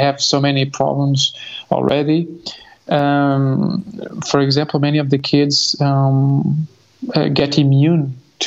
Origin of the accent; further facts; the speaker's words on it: Lisbon, Portugal; So I was born in Lisbon, in Portugal. I studied in Lisbon Center, but I lived in the suburbs